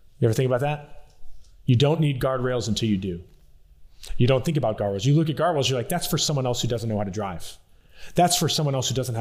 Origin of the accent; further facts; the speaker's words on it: South Louisiana, United States; also born or lived in Colorado; I'm from South Louisiana.